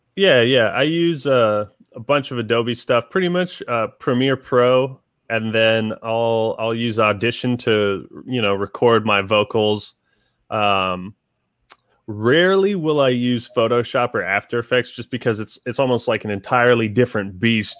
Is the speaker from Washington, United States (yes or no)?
yes; Seattle area, Washington, United States; I'm from Washington originally. I mean, pretty much just born and raised here all my life. Um, yeah, just uh, around the Seattle area